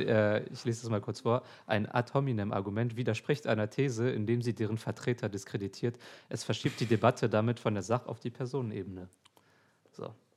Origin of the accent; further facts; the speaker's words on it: Hamburg, Germany; ich bin in Alsterdorf groß geworden.